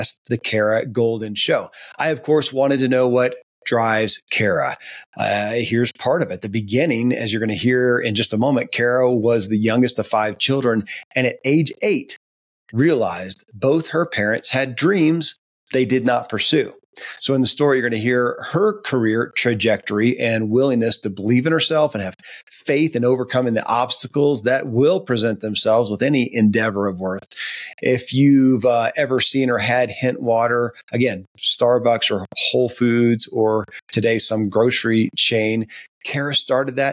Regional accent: Kentucky, United States; I grew up in Kentucky

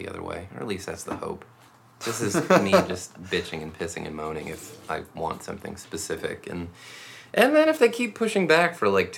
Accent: Rochester, New York, United States; now in Seattle, United States; And I am from Rochester, New York.

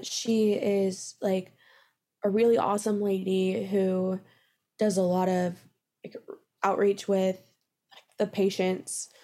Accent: Midland, Texas, United States; I'm originally from Midland, Texas

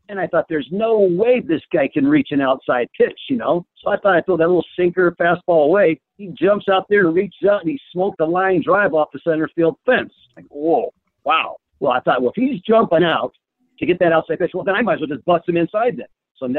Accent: California, United States; as a young kid, I grew up in Southern California, and I watched the Dodgers and the Angels.

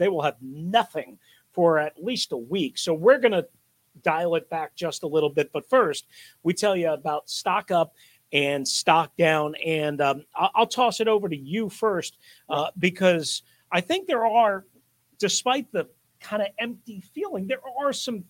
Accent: New York, United States; I'm from New York, and I don't even have a great New York accent anymore. I've lived too many darn places for too long.

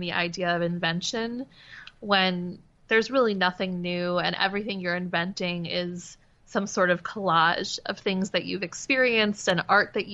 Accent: Demarest, New Jersey, United States; moved away as an adult; also born or lived in Pennsylvania; now in Brooklyn, United States; Demarest. It's a tiny little town with a gazebo. It's really small. Great high school, great public school. It was a beautiful place to grow up.

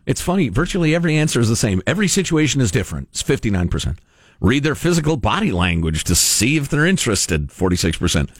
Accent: California, United States; as a Californian

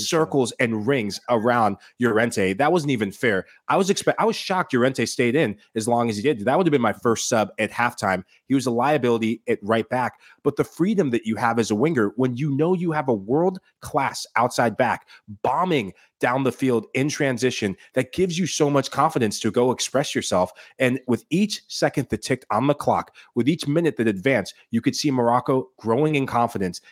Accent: Sierra Leone; my home country is Sierra Leone

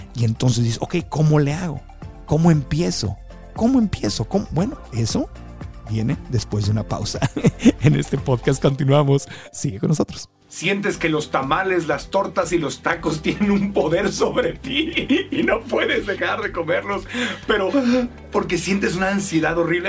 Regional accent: Mexico; creciendo en México

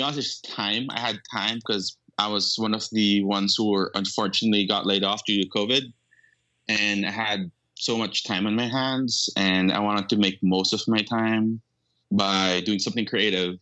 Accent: Manila, Metro Manila, Philippines; accent: Filipino; moved away as an adult; I was born and raised in Manila.

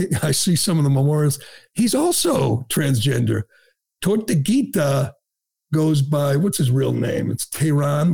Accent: Boston, Massachusetts, United States; I'm from Boston. I'm represented by Ayanna Pressley.

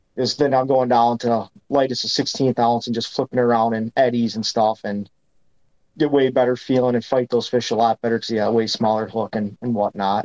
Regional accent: Green Bay, Wisconsin, United States; growing up on Green Bay

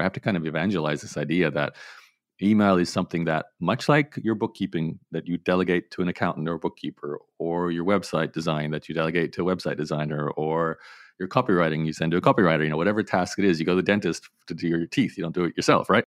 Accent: Australia; I grew up in Australia, so it was very much an Australian-focused business

